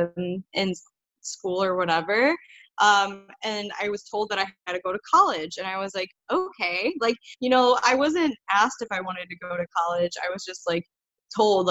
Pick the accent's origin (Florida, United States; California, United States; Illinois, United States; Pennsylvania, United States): Illinois, United States; I grew up in Illinois, which is a state in the USA